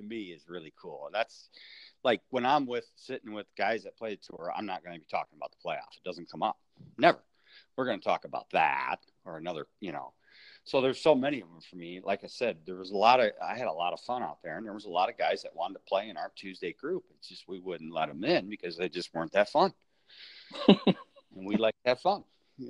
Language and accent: English; Michigan, United States; being from Michigan